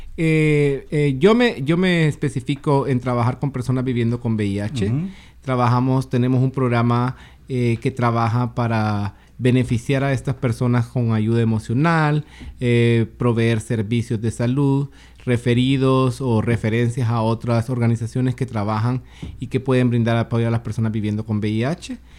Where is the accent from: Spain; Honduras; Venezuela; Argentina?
Honduras; moved away as an adult; also born or lived in Tacoma, Pierce County, United States; now in Seattle, United States; Soy originario de Honduras